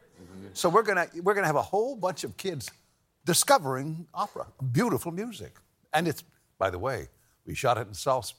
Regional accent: El Paso, Texas, United States; also born or lived in Pittsburgh, Pennsylvania; I was born in Pittsburgh. And I left when I was a little kid, grew up in El Paso.

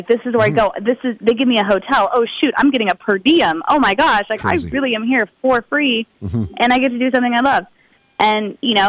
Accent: Las Vegas, Nevada, United States; I grew up in Las Vegas, so there's not a lot of culture there. And You know, there's not a lot of art culture

